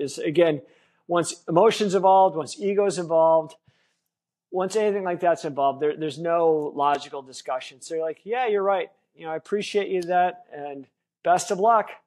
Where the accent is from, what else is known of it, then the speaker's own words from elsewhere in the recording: Wisconsin, United States; I grew up in Wisconsin, which is a, a beer and bar culture